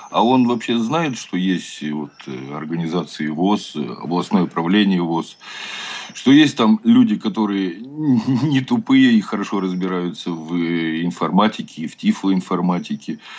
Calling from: Chelyabinsk, Chelyabinsk Oblast, Russia; Добрый вечер. Э, я из Челябинска.

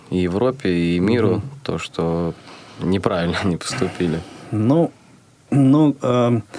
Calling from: Kirov, Kirov Oblast, Russia; Я из Кирова.

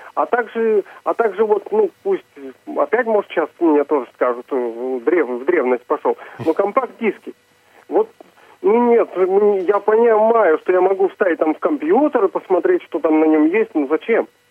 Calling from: Znamensk, Astrakhan Oblast, Russia; Я звоню из Астраханской области, город Знаменск

